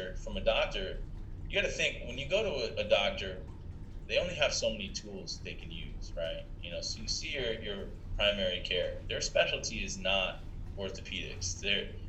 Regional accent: Columbus, Ohio, United States; now in Buffalo, United States; I'm from Ohio, you know, where it's a cultural thing

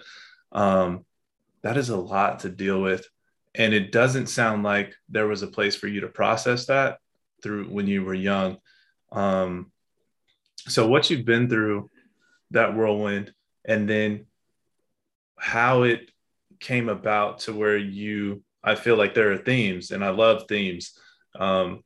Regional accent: Pasadena, California, United States; also born or lived in West Los Angeles; I was born in West LA and at Kaiser in West LA. And I was most of my life raised in Pasadena

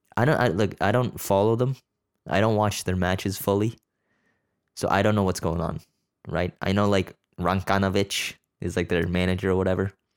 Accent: Canada; I'm born here. I'm Canadian. It's just m, my family's Korean

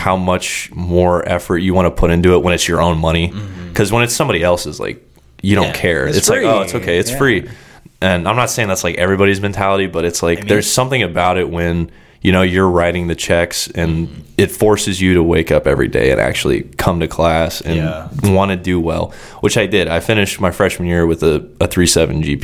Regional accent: Kansas City, United States; moved away as an adult; now in Florida, United States; I was born on the Missouri side, lived there for, I think, 6 or 7 years, and then we moved over, like, once my dad's company finally took off, we moved to the Kansas City, Kansas side

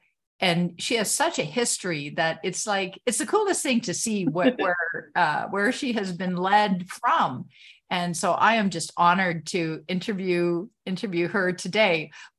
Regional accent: Canada; I'm a Canadian, I had to say

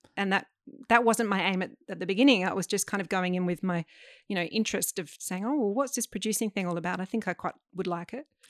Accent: Adelaide, South Australia, Australia; growing up in Adelaide

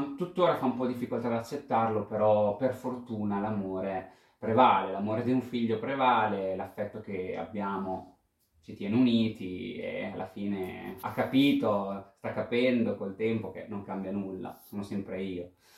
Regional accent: Pesaro, Marche, Italy; vengo da Pesaro e ho 31 anni

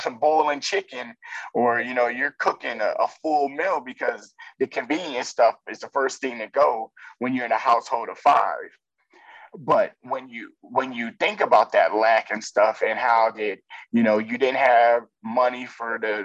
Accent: New York, United States; we grew up Black in New York and poor

